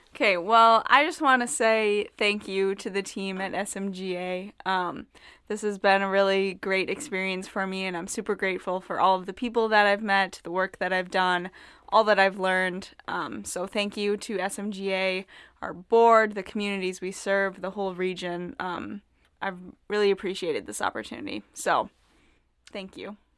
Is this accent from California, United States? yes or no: no; Northfield, Minnesota, United States; I'm originally from Northfield, Minnesota, um, graduated from high school there in twenty nineteen